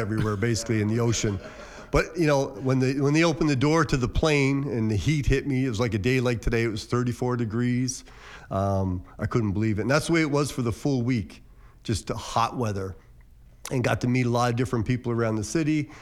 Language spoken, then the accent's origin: English; Cape Breton, Nova Scotia, Canada; moved away as an adult; now in Windsor, Canada; I'm from Cape Breton